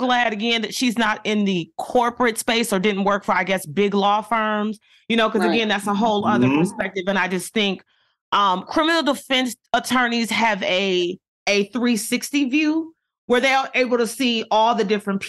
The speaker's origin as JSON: {"language": "English", "region": "Michigan", "country": "United States", "tie": "born or raised there", "moved": "yes", "said": "That is my hometown. That's my home state."}